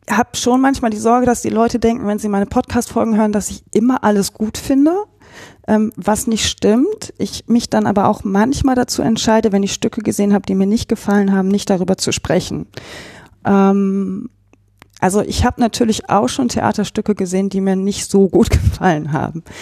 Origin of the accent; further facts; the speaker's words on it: Remscheid, North Rhine-Westphalia, Germany; Also ich bin ja in Remscheid groß geworden, habe sehr lange auch in kleinen Städten gewohnt, lange auch in Leichling zum Beispiel